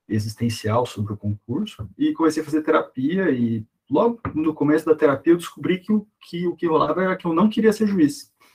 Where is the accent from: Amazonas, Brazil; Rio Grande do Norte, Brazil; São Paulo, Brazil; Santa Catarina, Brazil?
São Paulo, Brazil; interior of; moved away as an adult; sou do interior de São Paulo, fui para a capital para estudar